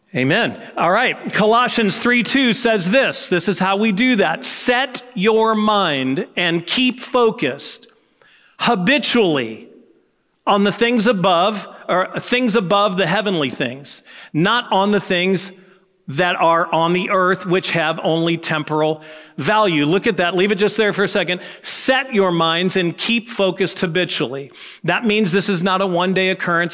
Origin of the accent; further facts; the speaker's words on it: United States; as an American, living as I live